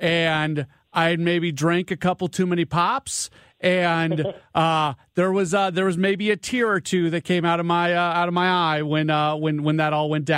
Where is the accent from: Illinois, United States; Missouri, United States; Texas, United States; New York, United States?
Missouri, United States; St. Louis; moved away as an adult; also born or lived in Milwaukee; I grew up here, but then I went away for like 20 years and got back